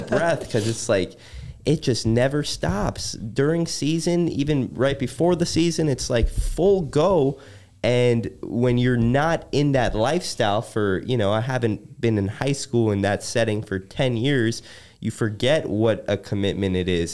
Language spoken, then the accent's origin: English; Chicago, Illinois, United States; growing up in Chicago